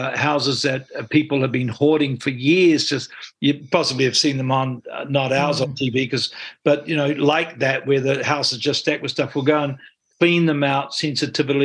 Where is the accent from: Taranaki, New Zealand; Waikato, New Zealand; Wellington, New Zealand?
Taranaki, New Zealand; Stratford; also born or lived in Hawera; now in Auckland, New Zealand; I was brought up in Taranaki. I'm just a simple guy from Taranaki, is what I say. Brought up in a small town, Stratford, born in Hara.